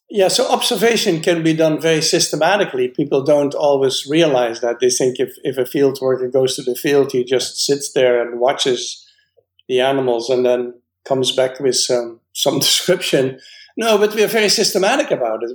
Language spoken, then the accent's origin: English; Netherlands; now in United States; I was born in the Netherlands and I'm a biologist